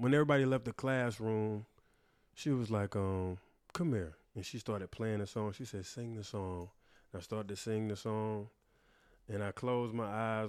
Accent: Wilson, North Carolina, United States; moved away; also born or lived in New York; I am from Wilson, North Carolina, 252

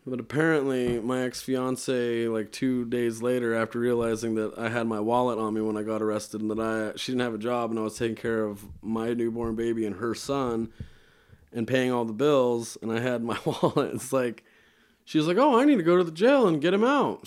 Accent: Bear Lake, Idaho, United States; also born or lived in Logan, Utah; now in Utah, United States; I was born in Logan and I was raised in, uh, Bear Lake, Idaho

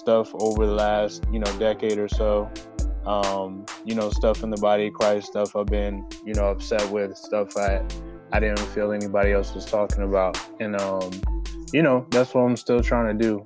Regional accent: California, United States; now in Philadelphia, United States; I'm originally from California

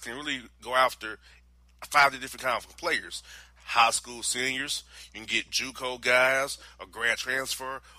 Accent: Florida, United States; moved away as an adult; also born or lived in Tennessee; now in Atlanta, United States; I'm from Florida, went to school in Tennessee

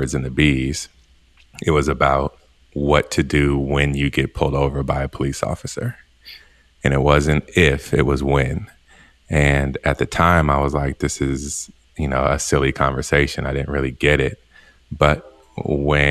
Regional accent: Oakland, California, United States; growing up in Oakland

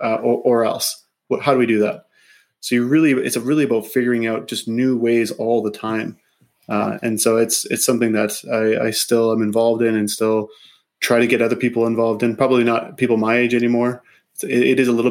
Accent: Grasswood, Saskatchewan, Canada; I grew up in Saskatchewan, actually. Just south of Saskatoon in a small community called Grasswood.

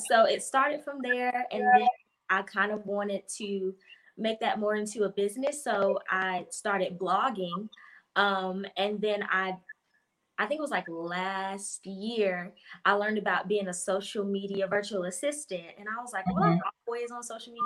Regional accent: Winston-Salem, North Carolina, United States; I'm from North Carolina, Winston-Salem, North Carolina.

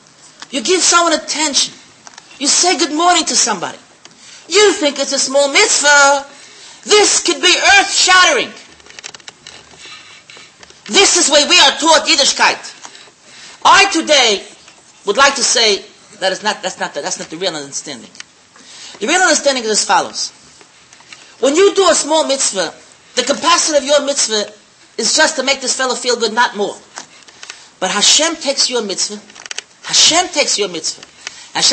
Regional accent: Switzerland; English is a second language; moved away; And I came from Switzerland. I didn't know the language. And I decided it's too much for me. I'm going back home.

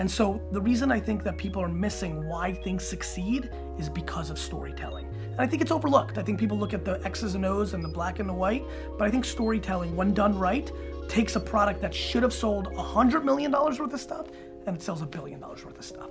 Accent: Edison, New Jersey, United States; also born or lived in Dover, New Jersey; We moved to Dover, New Jersey first, and then mainly I grew up in Edison, New Jersey, where I moved when I was 5 years old.

